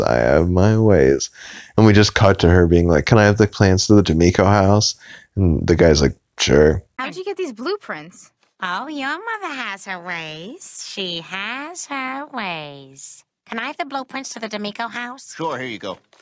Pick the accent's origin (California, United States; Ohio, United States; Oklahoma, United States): Oklahoma, United States; I'm from Oklahoma